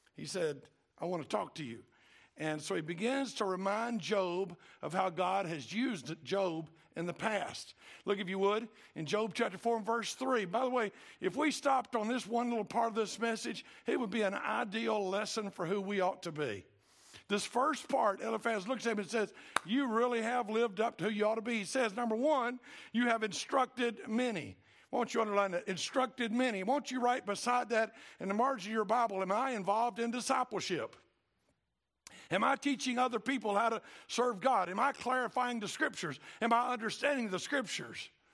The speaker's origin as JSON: {"language": "English", "town": "Cartersville", "region": "Georgia", "country": "United States", "said": "I'm from Cartersville"}